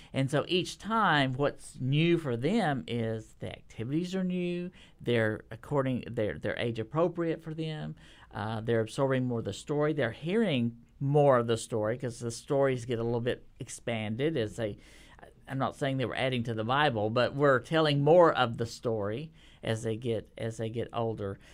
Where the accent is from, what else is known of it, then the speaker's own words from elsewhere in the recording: Texas, United States; now in Nashville, United States; I'm a Texan